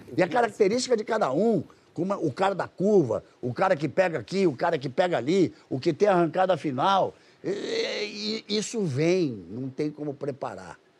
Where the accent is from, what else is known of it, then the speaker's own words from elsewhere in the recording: Rio de Janeiro, Brazil; now in Londrina, Brazil; Eu sou carioca. Meu coração hoje sangra muito de tudo que acontece no Rio. Mas sou cidadão londrinense Moro em Londrina há quase 20 anos